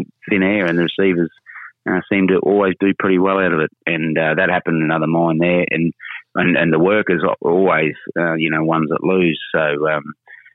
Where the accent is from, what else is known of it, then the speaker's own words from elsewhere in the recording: Charters Towers, Queensland, Australia; I grew up in Charters Towers